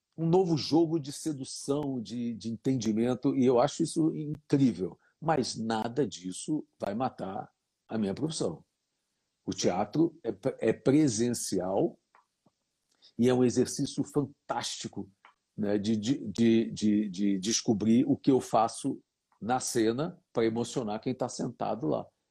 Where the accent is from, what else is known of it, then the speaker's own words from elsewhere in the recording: Brazil; sou brasileiro